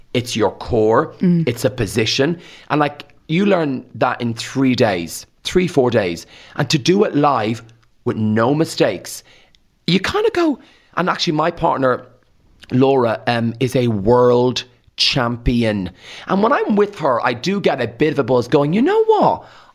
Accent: Rathangan, County Kildare, Ireland; I say karma because I'm from Rathang and we talk like that. I had elocution lessons back in the day and that's why I talk differently.

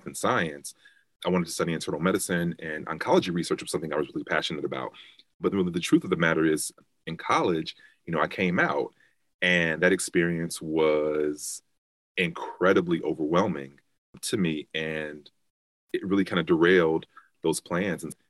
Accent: Chicago, Illinois, United States; I am from Chicago, South Side, born and raised. So growing up in Chicago

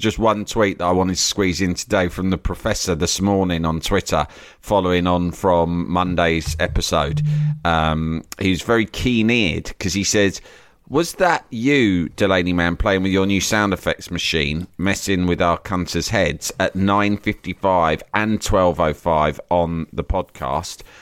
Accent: England, United Kingdom; my English upbringing

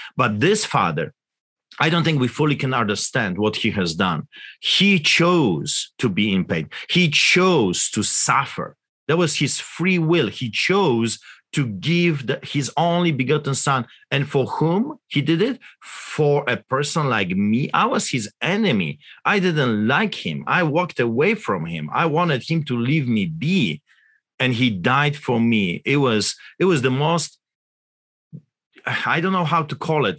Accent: Poland; English is a second language; now in Canada; I grew up in Poland, as you can tell by my accent, behind the Iron Curtain

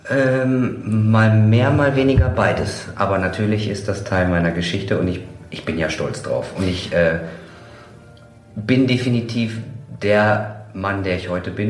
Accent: Kevelaer, North Rhine-Westphalia, Germany; ich komme aus Kevela

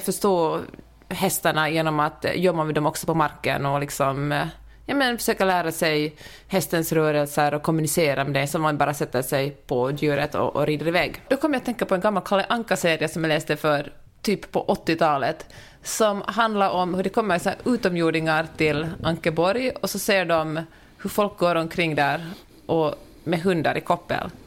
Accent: Finland; när man som finlandssvensk kommer till Stockholm

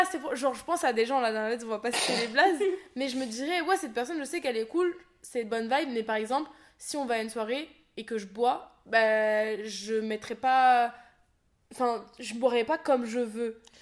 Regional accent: Seine-Saint-Denis, Île-de-France, France; born or raised there

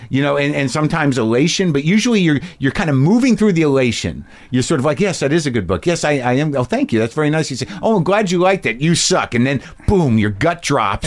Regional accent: New Mexico, United States; I grew up in New Mexico

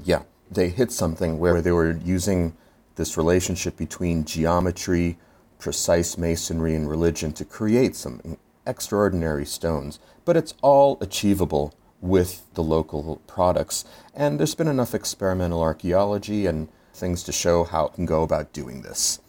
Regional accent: Philadelphia, Pennsylvania, United States; I'm from Philadelphia, and we have our Liberty Bell with our crack also down the middle

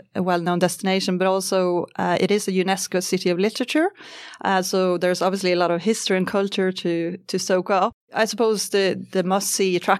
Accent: Sweden; accent: Scandinavian; moved away as an adult; also born or lived in Ireland; now in Australia; You can probably hear a little bit of Scandinavian in my accent. So I'm from Sweden originally, but I lived in Ireland for 8 years.

